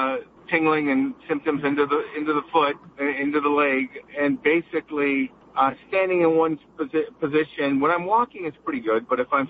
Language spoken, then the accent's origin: English; Los Angeles, California, United States; in the Los Angeles area.